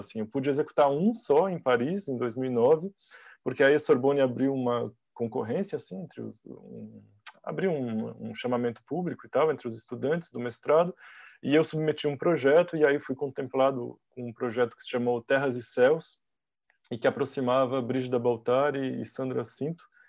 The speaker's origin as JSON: {"language": "Portuguese", "town": "Criciúma", "region": "Santa Catarina", "country": "Brazil", "tie": "born or raised there", "moved": "as an adult", "lives_now": "Florianópolis, Brazil", "said": "nasci em Criciúma, a, 200, a cento e poucos quilômetros de, de Florianópolis e desde 2010 vivo aqui, em Florianópolis"}